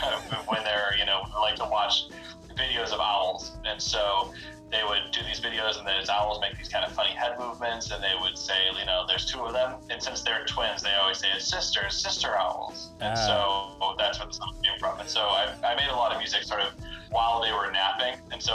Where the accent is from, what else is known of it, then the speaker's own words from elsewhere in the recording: Cleveland, Ohio, United States; how is this person from Cleveland making this music?